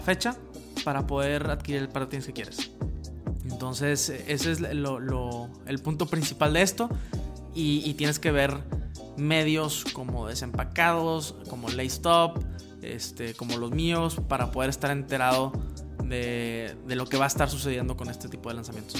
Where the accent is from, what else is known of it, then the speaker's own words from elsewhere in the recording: Mexico; en México, donde, de donde soy yo